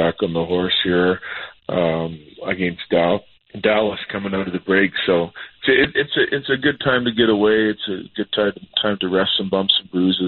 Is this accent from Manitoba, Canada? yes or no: no; Saskatchewan, Canada; now in Denver, United States; I grew up in Saskatchewan, so that smells everywhere